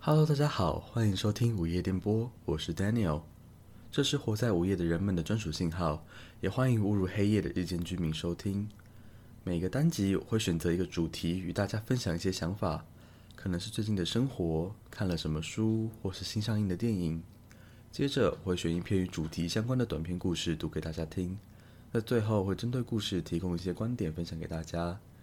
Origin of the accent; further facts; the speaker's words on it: Taiwan; 我相信大部分的台湾人可能都是没有英文名字的